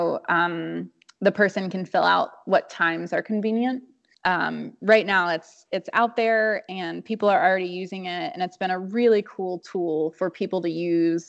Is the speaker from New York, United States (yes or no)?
no; Atlanta, Georgia, United States; I grew up in Atlanta, Georgia, and it's like, you know, conservative Bible Belt South